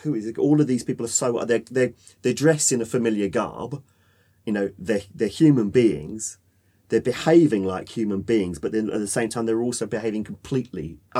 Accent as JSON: {"language": "English", "country": "United Kingdom", "said": "as British people, because we've got Victorian Britain still within us"}